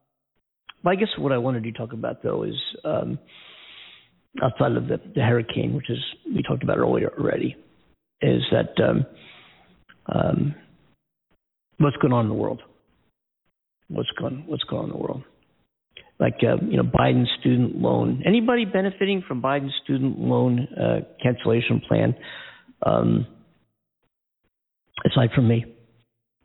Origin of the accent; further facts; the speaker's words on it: Philadelphia, Pennsylvania, United States; my hometown team, the Philadelphia Eagles